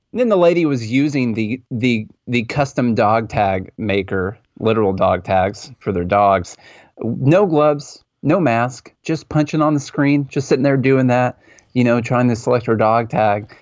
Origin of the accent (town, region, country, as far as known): Mount Juliet, Tennessee, United States; born or raised there